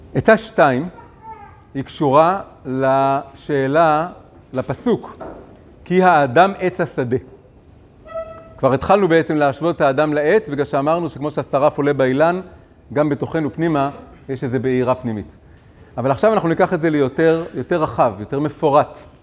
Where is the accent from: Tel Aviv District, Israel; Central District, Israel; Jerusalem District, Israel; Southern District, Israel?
Tel Aviv District, Israel; Tel Aviv; אני גדלתי בעולם מאוד תל אביבי